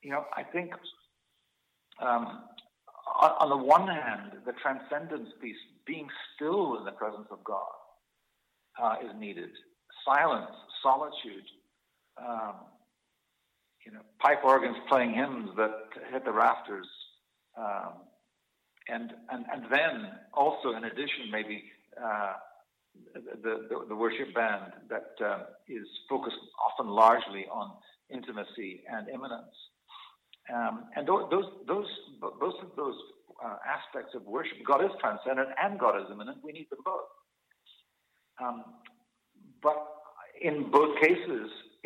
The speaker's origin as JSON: {"language": "English", "region": "Scotland", "country": "United Kingdom", "said": "We've almost been, depending on which culture you come from, I come from Scottish culture."}